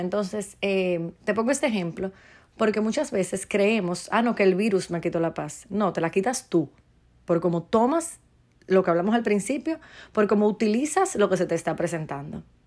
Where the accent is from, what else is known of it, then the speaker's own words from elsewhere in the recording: Dominican Republic; en mi país, República Dominicana